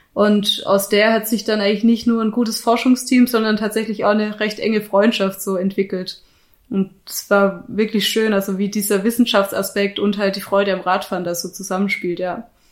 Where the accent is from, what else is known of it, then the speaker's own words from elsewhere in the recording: Black Forest, Baden-Württemberg, Germany; moved away as an adult; also born or lived in Munich, Germany; now in Innsbruck, Austria; ich komme ursprünglich aus dem Schwarzwald, das ist Südwestdeutschland.